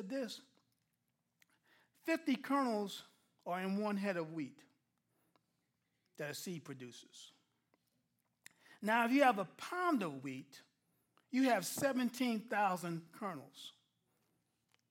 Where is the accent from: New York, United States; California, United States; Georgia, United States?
New York, United States; I'm a New Yorker, plain and simple